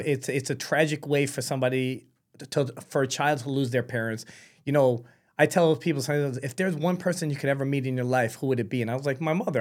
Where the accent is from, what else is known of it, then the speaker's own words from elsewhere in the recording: New York City, New York, United States; moved away as an adult; now in Florida, United States; I was born in New York City. She was, she was great. My father was killing it. And unfortunately, when I was nine months old, she passed away. My grandparents took me in, um, and raised me